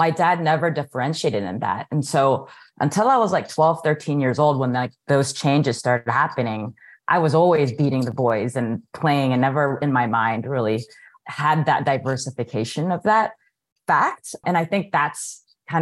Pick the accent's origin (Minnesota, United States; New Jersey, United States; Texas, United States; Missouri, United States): Texas, United States; Houston; now in Orlando, United States; I was born here in the United States. My parents immigrated from the Philippines. And so I grew up in Houston, Texas